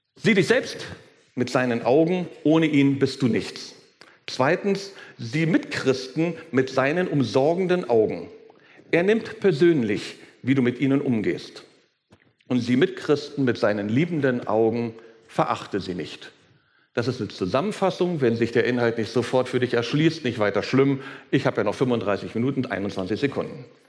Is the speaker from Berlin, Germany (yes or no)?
yes; Berlin, Germany; wenn ich als, ich als Berliner von Steppke rede